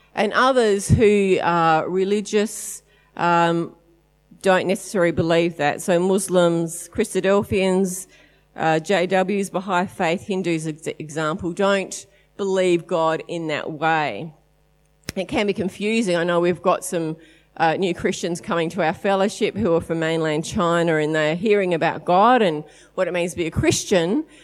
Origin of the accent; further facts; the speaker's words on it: Adelaide, South Australia, Australia; we are from Adelaide